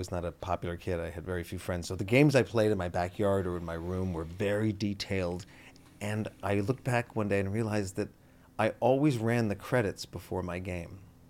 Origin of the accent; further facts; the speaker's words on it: Canada; now in United States; We are nice. To your face.